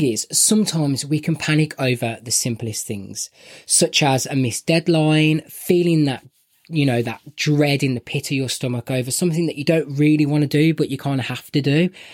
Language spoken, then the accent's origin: English; Birmingham, West Midlands, United Kingdom; I'm from Birmingham and my accent is terrible.